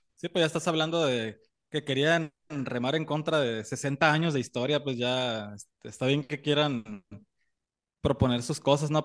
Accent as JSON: {"language": "Spanish", "town": "Mexicali", "region": "Baja California", "country": "Mexico", "tie": "born or raised there", "said": "nosotros de ahí de niños, por la cercanía de, de Mexicali con Estados Unidos"}